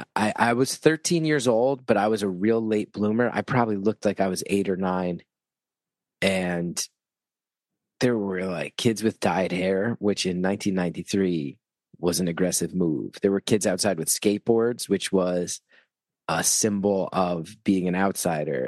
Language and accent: English; West Orange, New Jersey, United States; I grew up in North Jersey where New York hardcore was a big influence